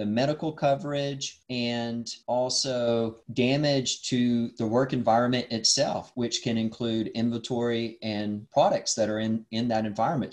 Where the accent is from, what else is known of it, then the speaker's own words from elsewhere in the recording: Dalton, Georgia, United States; I grew up in North Georgia near Dalton, Georgia